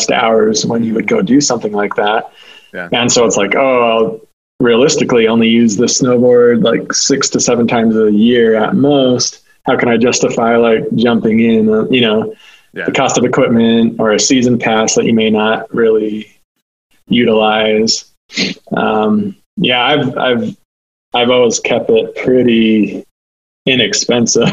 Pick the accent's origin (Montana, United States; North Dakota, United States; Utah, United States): Utah, United States; Taylorsville; Born and raised in Taylorsville, Utah